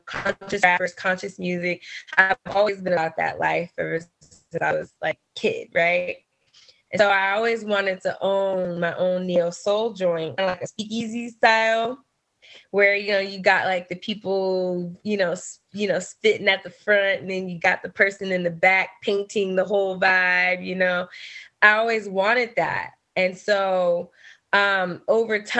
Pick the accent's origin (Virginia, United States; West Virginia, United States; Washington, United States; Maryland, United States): Washington, United States; Seattle; moved away; I'm originally from Seattle